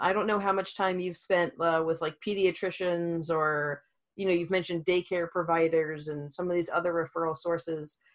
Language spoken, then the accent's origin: English; Louisiana, United States; I'm from Louisiana